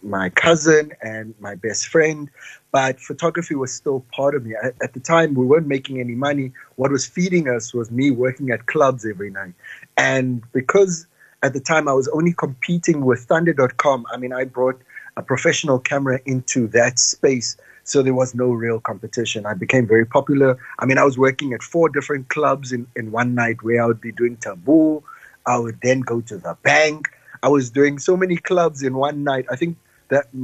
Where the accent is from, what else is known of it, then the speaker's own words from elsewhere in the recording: Cape Town, Western Cape, South Africa; moved away as an adult; also born or lived in Johannesburg / Pretoria; I moved away from Cape Town because the city became either too small